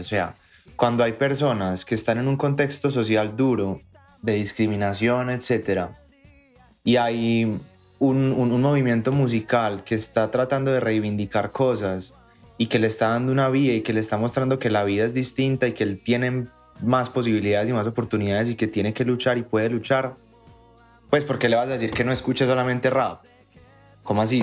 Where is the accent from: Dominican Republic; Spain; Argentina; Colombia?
Colombia; lo que nos identifica como colombianos en la música y en todo es nuestra historia